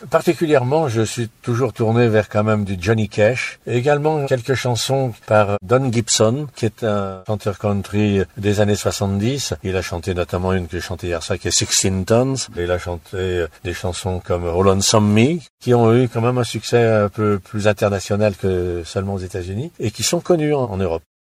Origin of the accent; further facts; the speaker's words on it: Lyon, Auvergne-Rhône-Alpes, France; moved away; Je suis natif de Lyon, ma famille également, et ça c'est la musique qui m'a fait sortir de Lyon.